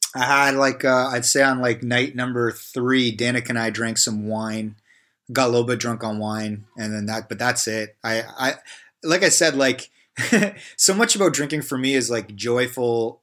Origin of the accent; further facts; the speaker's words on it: Canada; as, as a Canadian